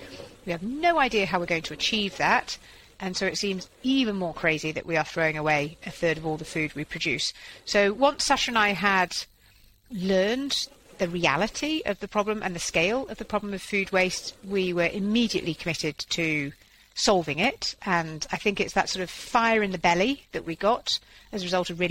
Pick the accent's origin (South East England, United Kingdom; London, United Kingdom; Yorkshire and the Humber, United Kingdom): Yorkshire and the Humber, United Kingdom; moved away; also born or lived in Switzerland; I'm a farmer's daughter, so sort of food waste is akin to a crime in our family. And I was from Yorkshire, yeah. Yeah, so my parents are farmers up in North Yorkshire, and they sort of worked myself and my two younger brothers extremely hard on the family farm